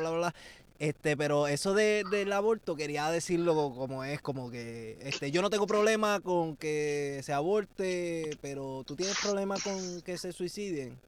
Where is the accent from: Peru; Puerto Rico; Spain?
Puerto Rico; Salinas; en mi barrio, en Salinas, de donde yo soy